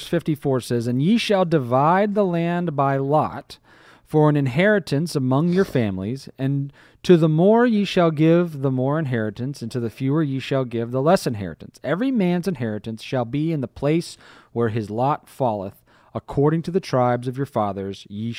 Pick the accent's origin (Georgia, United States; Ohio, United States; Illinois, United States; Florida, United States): Florida, United States; Tampa; born there; also born or lived in Crystal River / Michigan / Arkansas / Tallahassee; I mean, I was born here in Tampa. I've lived in Crystal River. I've lived in Michigan and Arkansas. I lived in Tallahassee.